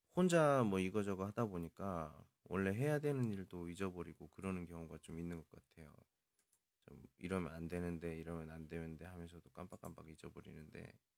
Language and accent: Korean; South Korea; 저 외국인이고요. 한국 사람이고